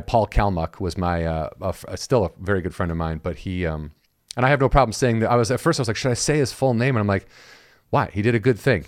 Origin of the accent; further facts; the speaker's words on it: Illinois, United States; I'm from Illinois